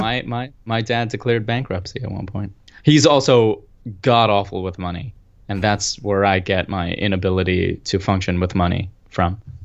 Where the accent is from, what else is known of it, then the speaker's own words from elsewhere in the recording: United States; also born or lived in Pakistan; I was from America